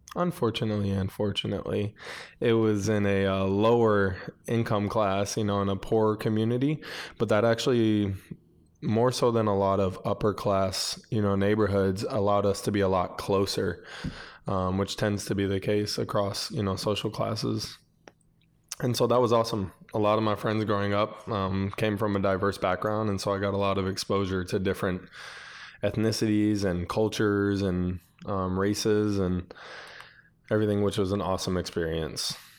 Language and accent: English; Buffalo, New York, United States; I grew up in Buffalo, New York